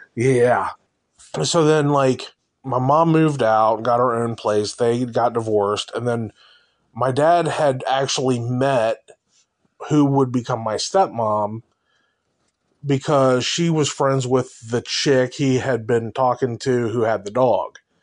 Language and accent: English; Cincinnati, Ohio, United States; I grew up in North College Hill in Cincinnati